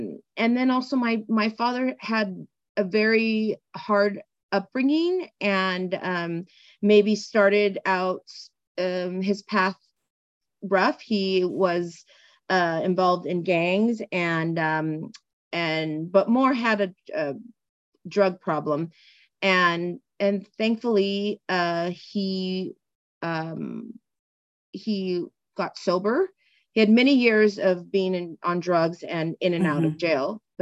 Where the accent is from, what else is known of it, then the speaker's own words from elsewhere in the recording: San Gabriel Valley, California, United States; also born or lived in East Los Angeles; now in Santa Clarita, United States; I now live in Santa Clarita, and I grew up in the San Gabriel Valley